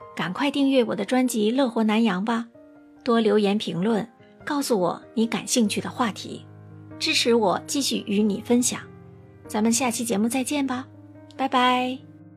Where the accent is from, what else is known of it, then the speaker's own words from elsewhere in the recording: Singapore; 我是来自新加坡的